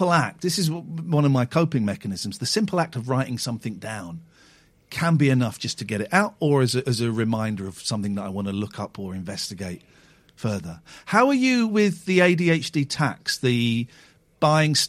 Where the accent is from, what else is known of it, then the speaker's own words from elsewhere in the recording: Slough, South East England, United Kingdom; I grew up in Slough